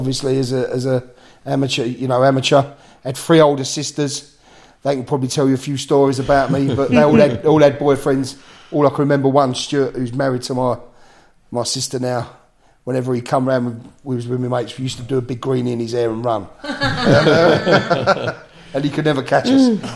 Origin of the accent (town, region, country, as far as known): Romford, London, United Kingdom; born or raised there; also born or lived in Whitechapel, London / Harold Hill